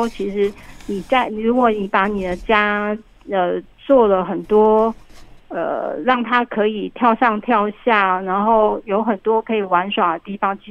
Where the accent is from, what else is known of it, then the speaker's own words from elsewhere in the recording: Taiwan; 因为是我们台湾的这个环境并不适合。